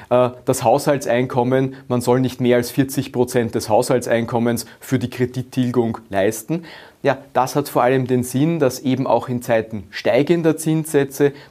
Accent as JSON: {"language": "German", "country": "Austria", "said": "Wir Österreicher und Österreicher, wir wollen die Wahlfreiheit."}